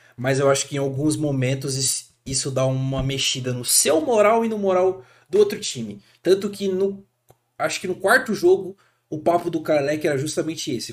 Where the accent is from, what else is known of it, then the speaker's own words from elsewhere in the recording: Brazil; como brasileiro, cara, a gente é criado